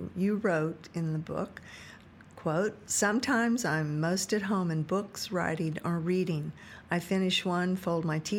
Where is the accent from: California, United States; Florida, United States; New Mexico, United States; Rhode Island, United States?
New Mexico, United States; New Mexico is my home state, that in southwest Texas.